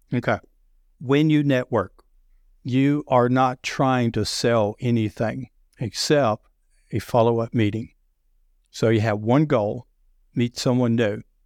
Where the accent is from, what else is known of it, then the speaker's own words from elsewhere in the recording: the South, United States; accent: deep Southern; I have a deep Southern accent